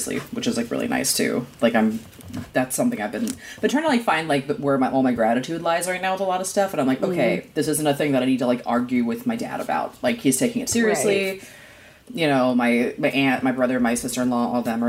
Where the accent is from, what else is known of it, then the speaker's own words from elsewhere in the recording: East Coast, United States; now in California, United States; growing up on the East Coast